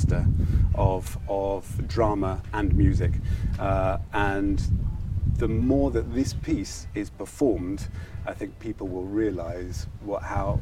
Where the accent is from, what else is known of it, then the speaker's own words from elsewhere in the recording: United Kingdom; In Western Europe, I'm from Britain.